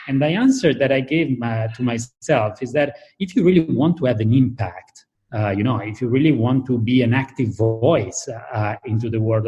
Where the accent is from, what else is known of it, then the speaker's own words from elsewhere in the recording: Italy; I started to work into the design field with a designer from my hometown, which is called Iosaghini. And then I actually moved to MIT first. I did a period of research there, and then back to Italy.